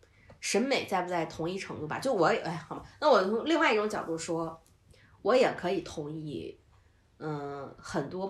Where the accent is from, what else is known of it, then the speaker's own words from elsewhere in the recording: Northeast China, China; 虽然我是东北人，但是我真的不喜欢二人转，我也不喜欢东北喊麦